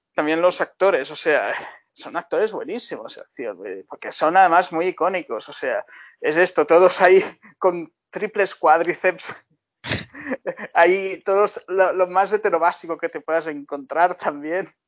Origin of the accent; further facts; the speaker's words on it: Baix Llobregat, Catalonia, Spain; volver a mi infancia en el Baix Bregat